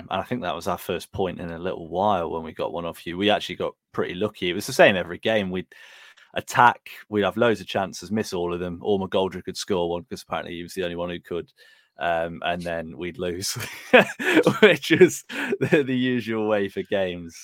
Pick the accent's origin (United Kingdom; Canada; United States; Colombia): United Kingdom; Burton upon Trent, West Midlands; I'm from Burton